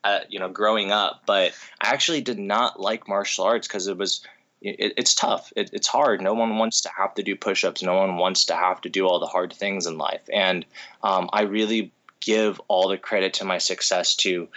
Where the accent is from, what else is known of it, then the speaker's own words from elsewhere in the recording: United States; like 4 to 6 weeks out in Japan growing up, come back to the States, and then, and, you know, continue going to school